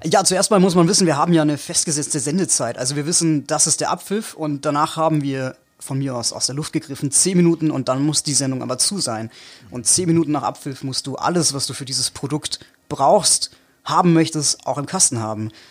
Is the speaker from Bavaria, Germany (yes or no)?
yes; Allgäu, Bavaria, Germany; ich komme aus dem Allgäu, ich komme aus Bayern